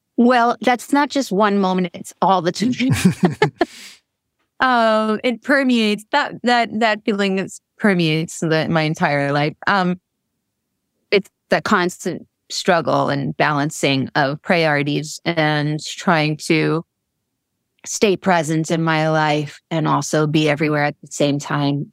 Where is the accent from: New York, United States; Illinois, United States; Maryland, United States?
New York, United States; Long Island; I grew up in Long Island.